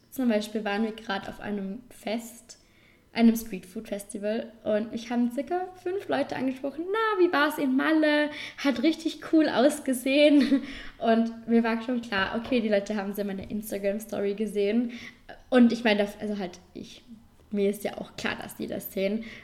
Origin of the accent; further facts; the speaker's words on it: Vorarlberg, Austria; accent: Vorarlberg dialect; man unterteilt Vorarlberg eigentlich in Oberland und Unterland. Wohnen tue ich im Oberland